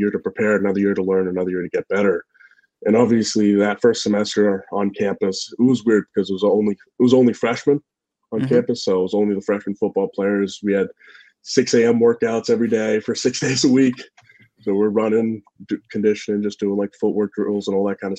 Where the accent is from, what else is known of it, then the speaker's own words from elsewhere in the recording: New Hampshire, United States; I was from New Hampshire